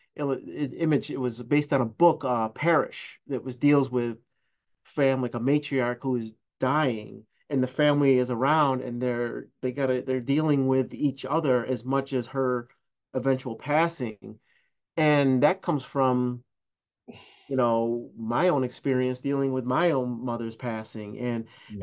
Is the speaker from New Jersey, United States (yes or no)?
no; Syracuse, New York, United States; I'm born and raised in Syracuse